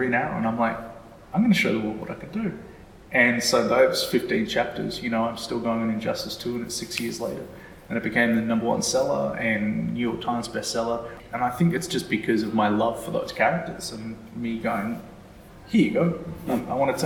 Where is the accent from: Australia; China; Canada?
Australia; I'm Australian